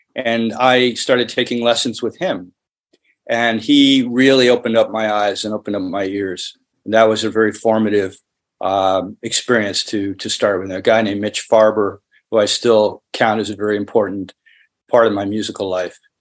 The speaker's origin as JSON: {"language": "English", "region": "New York", "country": "United States", "tie": "born or raised there", "moved": "yes", "lives_now": "Los Angeles, United States", "said": "I'm based in Los Angeles, but I'm from New York. I grew up outside of another great city, New York"}